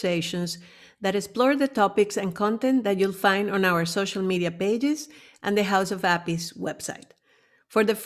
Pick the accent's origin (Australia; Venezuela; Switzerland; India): Venezuela; also born or lived in United States / Amsterdam, Netherlands / Berlin, Germany; now in Netherlands; I'm originally from Venezuela, where I grew up as part of a middle-class